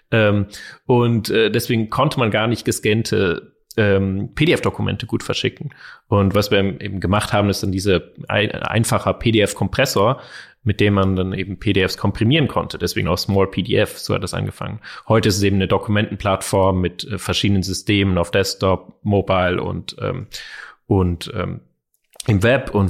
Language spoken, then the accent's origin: German; Zurich, Switzerland; Wir kennen uns schon seit wir zehn Jahre alt sind. Wir sind aufgewachsen in Zürich zusammen, haben auch schon Musik gemacht und Projekte äh, aller Art.